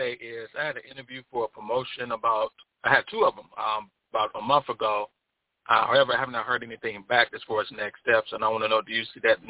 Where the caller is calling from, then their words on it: Chicago, Illinois, United States; I'm calling from Chicago.